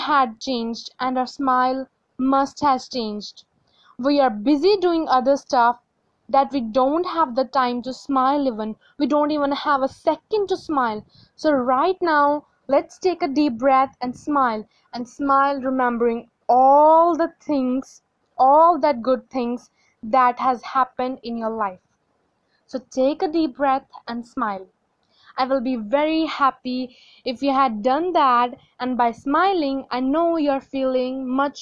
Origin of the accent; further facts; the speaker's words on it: India; from India and I am still studying.